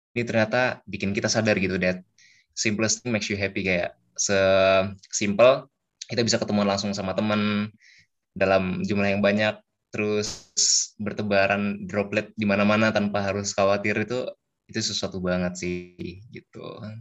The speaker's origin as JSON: {"language": "Indonesian", "town": "Bekasi", "region": "West Java", "country": "Indonesia", "said": "asal aku dari kota Bekasi Jawa Barat"}